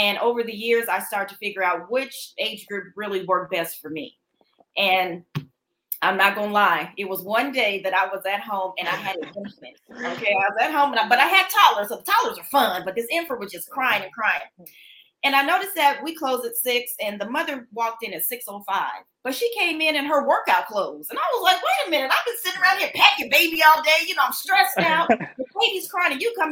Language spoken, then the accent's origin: English; Denver, Colorado, United States; now in Dallas, United States; I am from Denver, Colorado. So once I transitioned and moved down to Dallas, Texas